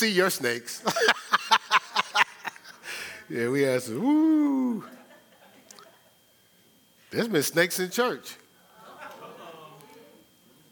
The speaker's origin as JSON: {"language": "English", "town": "Newark", "region": "New Jersey", "country": "United States", "said": "I'm from Brick City."}